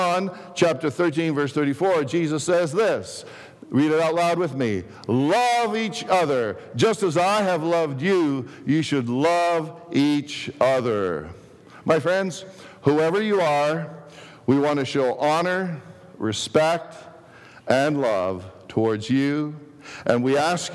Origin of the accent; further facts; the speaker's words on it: Toronto, Ontario, Canada; English is a second language; also born or lived in Greece; growing up south of Pape and Danforth